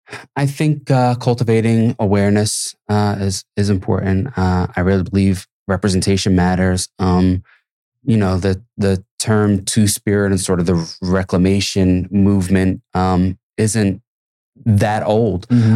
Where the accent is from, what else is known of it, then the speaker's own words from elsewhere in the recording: Philadelphia, Pennsylvania, United States; I think growing up in Philly too, when you ride through certain neighborhoods, certain places, and you see disenfranchised communities